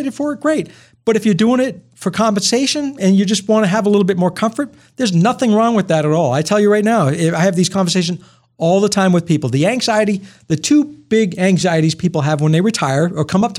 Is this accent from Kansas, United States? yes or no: no; Rumford, Maine, United States; I'm from Rumford, Maine, Milltown, grew up. Born and raised, and my family's still all there